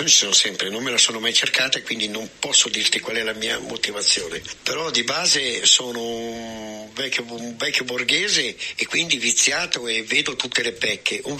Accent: Milan, Lombardy, Italy

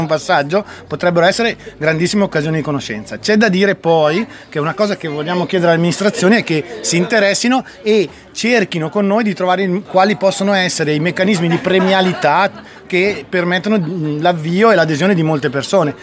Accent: Riva del Garda, Trentino-Alto Adige, Italy; vengo da Riva del Garda, una zona turistica

